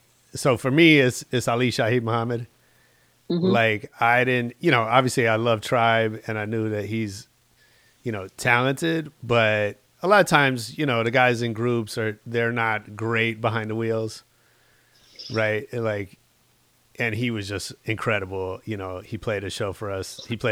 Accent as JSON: {"language": "English", "area": "the Bay Area", "region": "California", "country": "United States", "tie": "born or raised there", "moved": "yes", "lives_now": "Los Angeles, United States", "said": "So I grew up in the Bay. That was my first club scene before I came to the LA scene."}